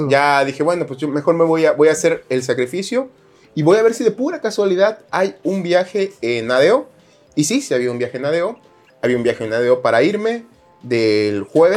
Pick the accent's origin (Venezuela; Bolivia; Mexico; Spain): Mexico; Jarochos, Veracruz; Esos somos los jarochos, gritones